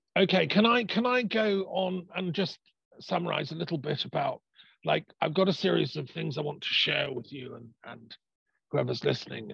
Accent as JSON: {"language": "English", "region": "England", "country": "United Kingdom", "said": "I'm part Irish, you know, I'm English, I'm British"}